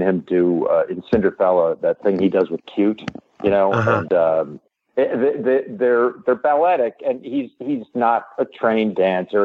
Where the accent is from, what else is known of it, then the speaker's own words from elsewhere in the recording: New York, United States; I grew up in New York